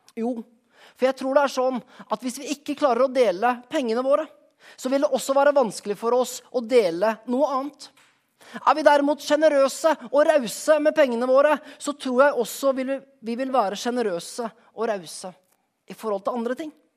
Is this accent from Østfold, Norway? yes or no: no; Skien, Telemark, Norway; moved away; For et par uker siden var jeg hjemme i Skien